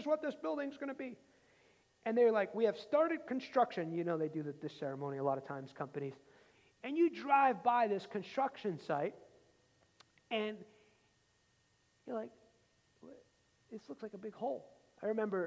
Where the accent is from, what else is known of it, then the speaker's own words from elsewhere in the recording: outside New York City, United States; growing up outside New York City